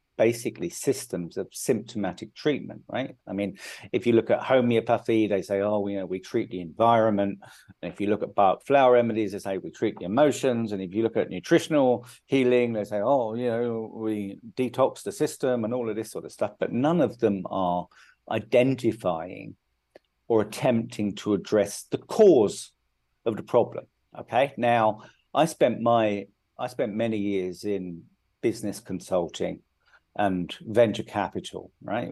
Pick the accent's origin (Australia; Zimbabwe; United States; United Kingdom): United Kingdom; moved away as an adult; now in India; I grew up in the UK. I'm I'm British